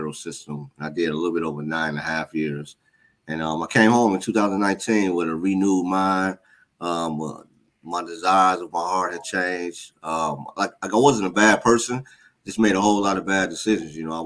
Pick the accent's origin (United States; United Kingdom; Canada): United States; Chicago, Illinois; born and raised on the South Side of Chicago, gang, drug violence, the normal kind of stuff